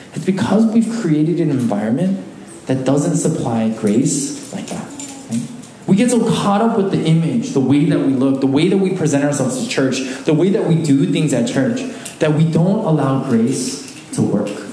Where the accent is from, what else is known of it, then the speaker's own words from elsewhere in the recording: Alaska, United States; moved away; Growing up in Alaska, a small community